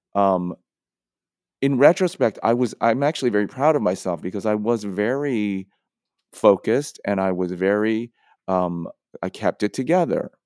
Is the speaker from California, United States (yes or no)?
yes; San Francisco, California, United States; who I grew up with in San Francisco